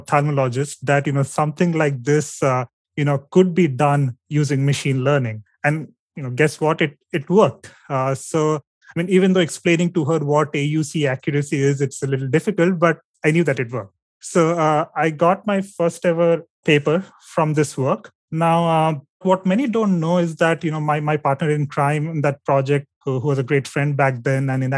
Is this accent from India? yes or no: yes; India; my home state